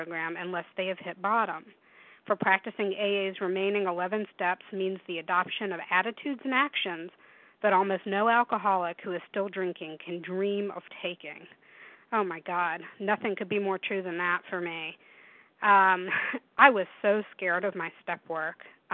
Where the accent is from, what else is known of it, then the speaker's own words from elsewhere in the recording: Tennessee, United States; now in Washington, United States; when I was 15 growing up in Tennessee